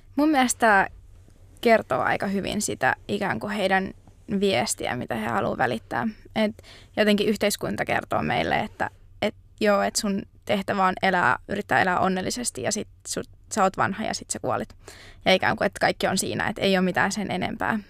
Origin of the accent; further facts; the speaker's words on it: Kouvola, Kymenlaakso, Finland; moved away as an adult; now in Jyväskylä, Finland; nyt oon sitten vanhalla kotipaikkakunnallani Kouvolassa